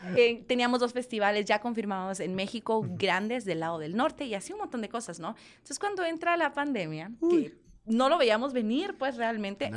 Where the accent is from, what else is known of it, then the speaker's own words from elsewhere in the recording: Guatemala; somos dos mujeres guatemaltecas que estamos luchando con la música